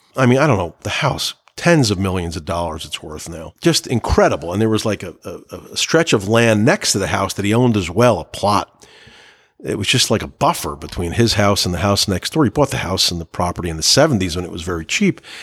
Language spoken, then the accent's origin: English; New Jersey, United States; I'm from New Jersey. I grew up eating on paper plates